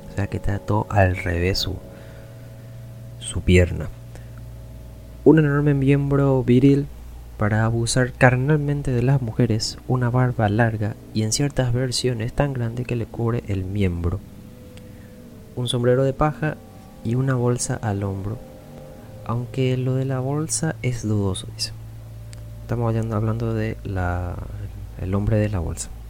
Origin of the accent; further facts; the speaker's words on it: Paraguay; Así que nosotros como paraguayos conocemos bien realmente cómo es esta mitología.